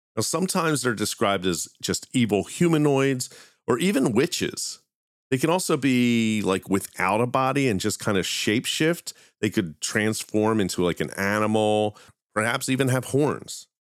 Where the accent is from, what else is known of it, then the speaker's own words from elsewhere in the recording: Philadelphia, Pennsylvania, United States; my hometown of Philadelphia